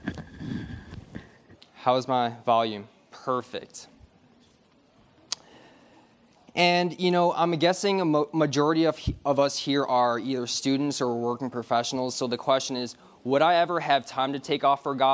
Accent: Detroit, Michigan, United States; I'm from Michigan, born and raised in Detroit

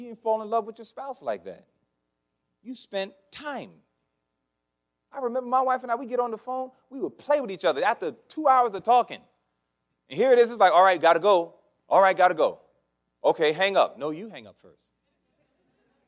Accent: Massachusetts, United States; I'm from Massachusetts

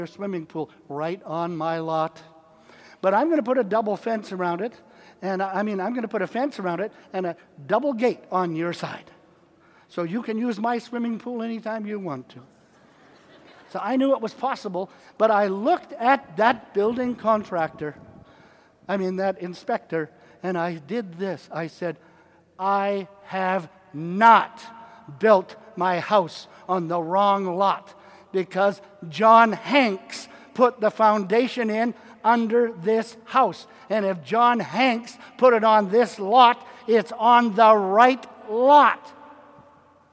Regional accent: Canada; now in United States; I'm a Canadian

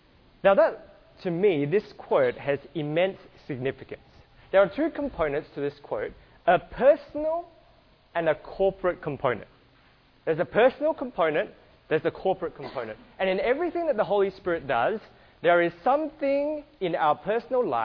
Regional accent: Australia; I apologize in advance if you can't understand my accent. I'm from Australia

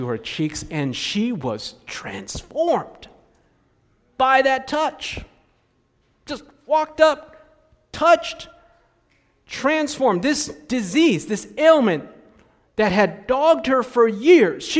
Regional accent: United States; growing up in the States

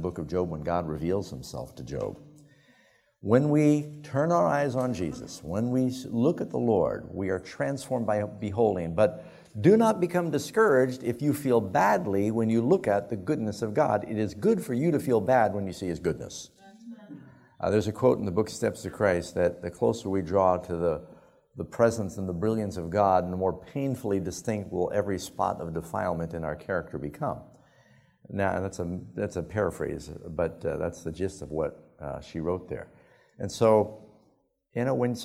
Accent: New York City, New York, United States; moved away; I grew up in New York City

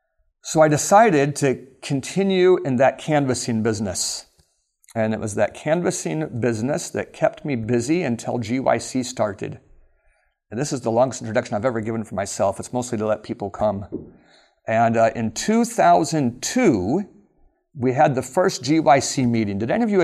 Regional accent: Alaska, United States; And I grew up in Alaska, and my parents had that moving bug where we moved a lot.

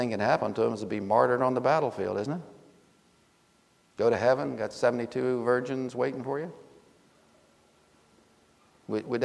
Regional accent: Fort Meade, Maryland, United States; born there; I was born in Fort Meade, Maryland.

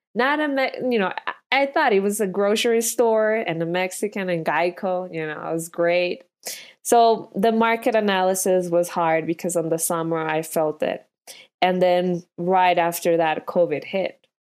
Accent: Colombia; moved away; I'm from Colombia

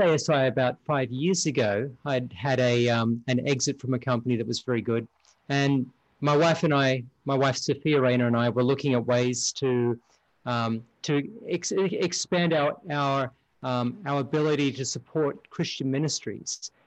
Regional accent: Australia; moved away as an adult; now in United States; I'm originally from Australia and um, I've been in the US now around 25 years. So about half my lifetime.

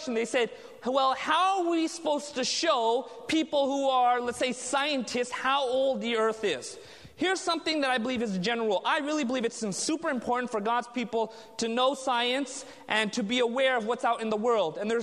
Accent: Southern California, United States; I was raised in Southern California

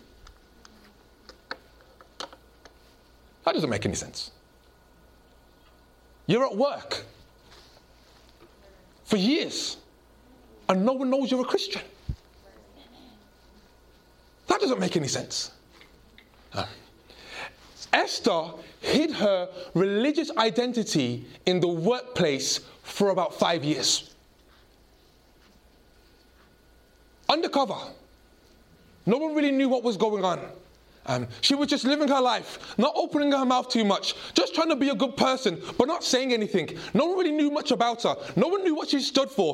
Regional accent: United Kingdom; I grew up in a British home. But my grandparents emigrated from Jamaica. And even though I'm very British

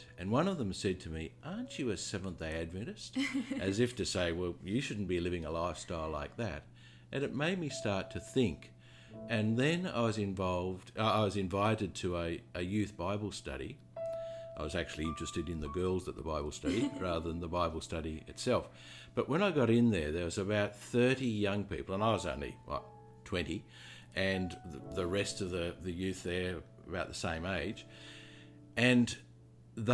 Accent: Australia; moved away as an adult; also born or lived in London; now in New Zealand; I'm from Australia

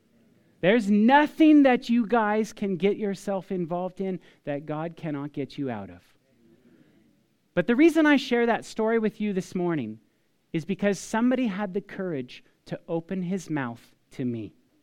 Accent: Paradise, California, United States; I'm this kid from Paradise of California, from all places.

